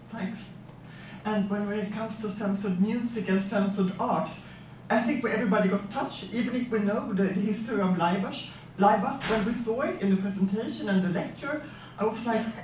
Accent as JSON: {"language": "English", "country": "Sweden", "said": "from Sweden. I'm a poet and a journalist"}